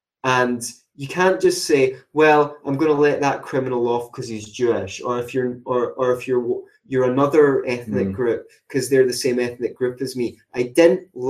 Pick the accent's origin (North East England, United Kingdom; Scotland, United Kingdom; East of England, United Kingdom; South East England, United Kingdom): Scotland, United Kingdom; Glasgow; I like being Glaswegian for some reason, especially when I'm out of Glasgow